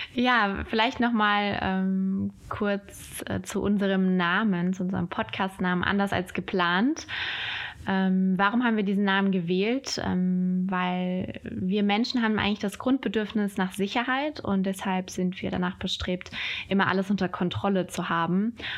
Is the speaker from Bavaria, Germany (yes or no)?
no; Hesse, Germany; now in Düsseldorf, Germany; lebe in Düsseldorf. Und ursprünglich bin ich aus Hessen.